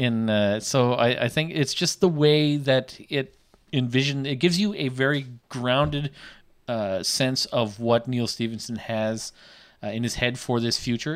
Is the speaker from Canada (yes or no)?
yes; Canada; accent: Canadian; I am Canadian.